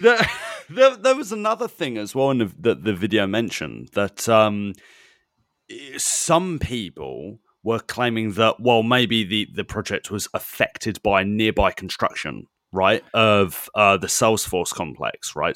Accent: United Kingdom; as a British person, as a European

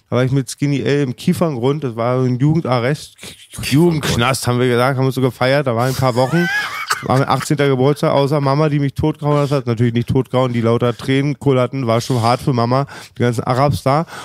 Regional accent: Stuttgart, Baden-Württemberg, Germany; Ich bin ursprünglich Stuttgarter.

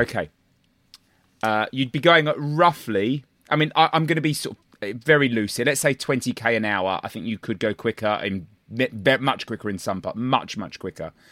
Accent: Ireland; Speaking as an Irishman

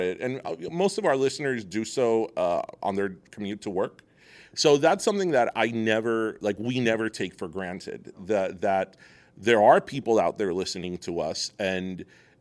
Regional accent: South Florida, United States; Being from South Florida, being Cuban American

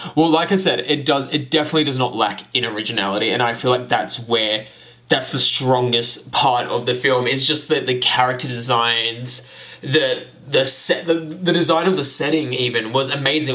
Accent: Australia; we're Australian.

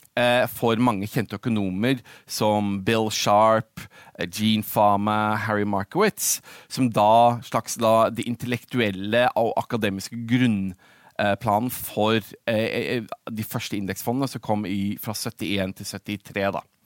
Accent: Oslo, Norway; moved away as an adult; also born or lived in London, United Kingdom / Middle East / United States; jeg født og oppvokst i Norge, på Oslo

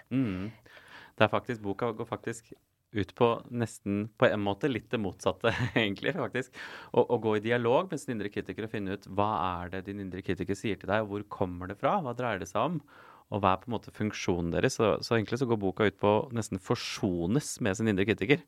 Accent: Asker, Akershus, Norway; also born or lived in Bergen / Oslo; Jeg er fra Asker, eh, så jeg vokste opp her på Østlandet

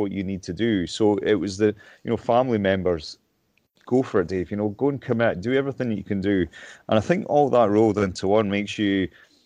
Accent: Lockerbie, Scotland, United Kingdom; moved away as an adult; also born or lived in Stirling; I moved up to Stirling from my hometown in Lockerbie

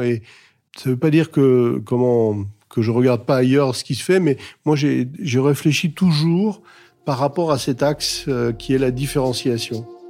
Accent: Alsace, Grand Est, France; est située en Alsace, à Wittenheim, donc dans ma région natale

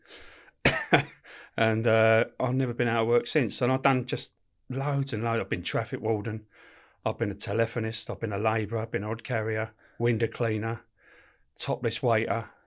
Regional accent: London, United Kingdom; also born or lived in Camberwell; I was born in, uh, Camberwell, but brought up in Peckham, on it, right, right on top of the Old Kent Road

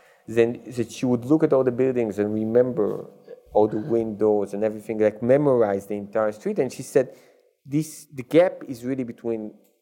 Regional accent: Israel; when I was young, we had in Israel the show Faulty Towers

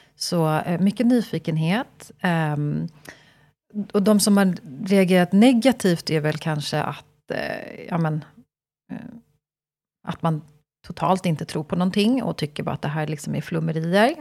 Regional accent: Stockholm, Stockholm County, Sweden; jag är född och uppvuxen i Stockholm

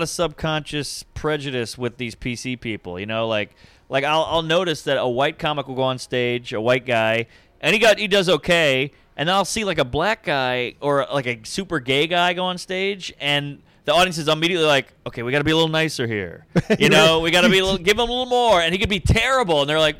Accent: the South, United States; Oh, yeah. I'm from the South. It was way more integrated down there than it is up here.

